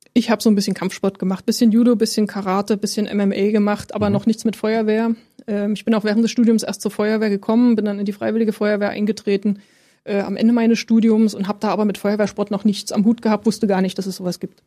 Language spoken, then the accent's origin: German; Leipzig, Saxony, Germany; moved away as an adult; also born or lived in Berlin; now in Potsdam, Germany; Ich bin in Leipzig geboren